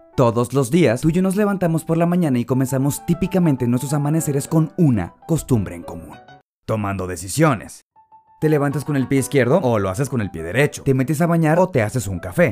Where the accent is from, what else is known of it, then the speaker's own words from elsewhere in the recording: Mexico; nos identifica tradicionalmente como mexicanos